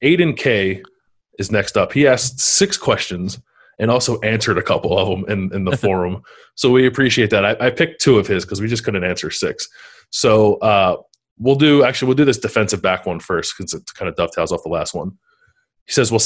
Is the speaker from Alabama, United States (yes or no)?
no; Philadelphia, Pennsylvania, United States; Scrapple, which is something I grew up with in Philadelphia